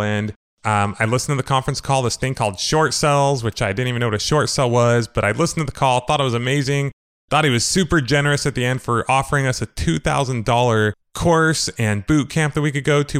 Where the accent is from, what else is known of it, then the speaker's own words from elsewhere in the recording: Moreno Valley?, Riverside area, California, United States; also born or lived in Idaho; from second grade on, I grew up basically in Mariloma, California, Riverside area